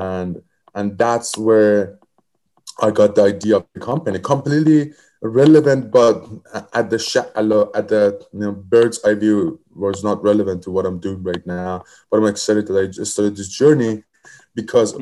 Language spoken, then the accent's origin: English; Iran; moved away as an adult; now in United States; I come from Middle East. I come from Iran, and I came here to United States as a researcher.